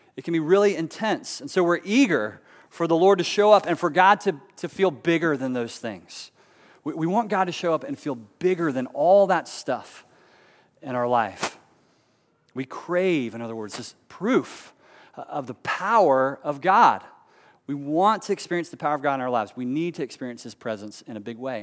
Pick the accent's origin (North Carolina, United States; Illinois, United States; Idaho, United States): North Carolina, United States; Charlotte; also born or lived in Raleigh, North Carolina; growing up in Charlotte as a kid